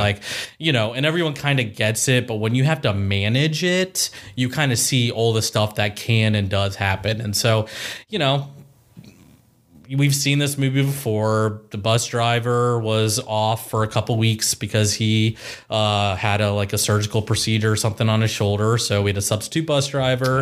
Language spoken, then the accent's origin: English; Columbus, Ohio, United States; also born or lived in Powell, Ohio / Dublin, Ohio / Chicago, Illinois; born and raised in Columbus, Ohio